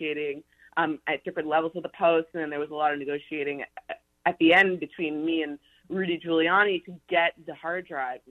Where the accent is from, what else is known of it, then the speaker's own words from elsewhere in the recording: Canada; moved away as an adult; also born or lived in Montreal; now in New York, United States; I'm Canadian, and I moved to New York to work at Fox News in 2016, right after I finished university